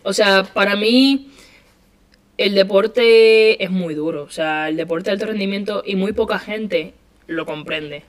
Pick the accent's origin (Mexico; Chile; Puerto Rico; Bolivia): Puerto Rico; moved away as an adult; now in Spain